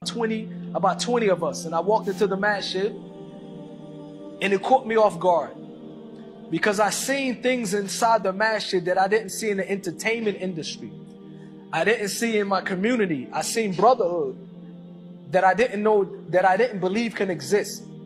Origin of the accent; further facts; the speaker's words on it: United States; growing up in church, in church, and growing up in American church